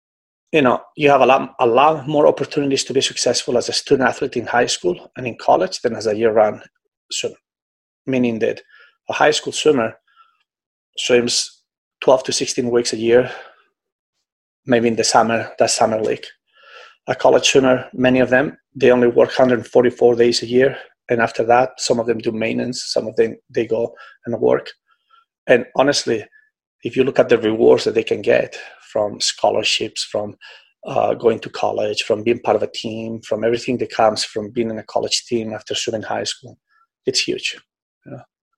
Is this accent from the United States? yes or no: no; Spain; now in Singapore; I came from Europe, where in Spain, we always train in long course pretty much.